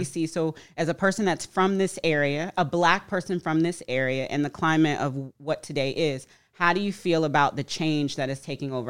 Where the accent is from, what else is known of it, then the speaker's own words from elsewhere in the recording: Florida, United States; moved away as an adult; I'm from Florida